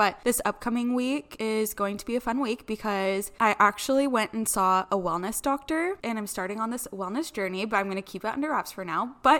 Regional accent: Federal Way, Washington, United States; I'm 27. My birthday's in January, so I just turned 27, getting closer to 30 every day. I grew up here in Washington State, born and raised in like the Federal Way area, but every summer, my family and I would go back to North Dakota

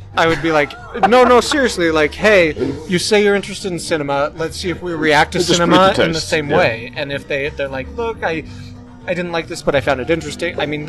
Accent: Idaho, United States; I grew up in Idaho. There was cows and nothing

